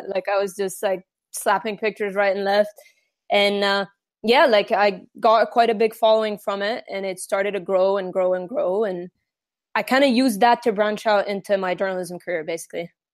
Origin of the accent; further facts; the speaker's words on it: Egypt; I was born and raised in Egypt